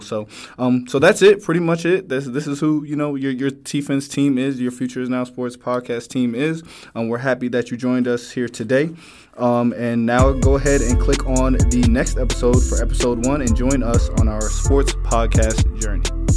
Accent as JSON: {"language": "English", "region": "New Jersey", "country": "United States", "moved": "yes", "lives_now": "Virginia, United States", "said": "I'm originally from New Jersey. Um, I went to high school in and college in uh, Virginia"}